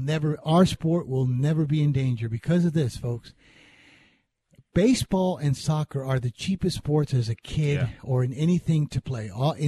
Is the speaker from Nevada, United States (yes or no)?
yes; Las Vegas, Nevada, United States; also born or lived in Hialeah, Florida; I grew up in Vegas, but there was a period when my parents and I had to move back to Florida in Hialeah for 4 years.